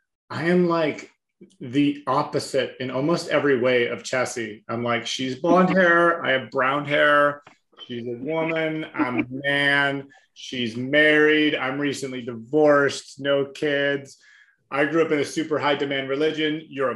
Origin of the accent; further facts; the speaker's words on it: West Coast, United States; now in East Coast, United States; I grew up on the West Coast, currently living on the East Coast.